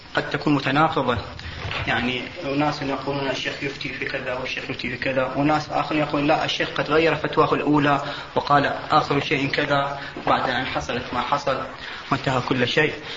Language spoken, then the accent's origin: Arabic; Iraq; عندنا بالعراق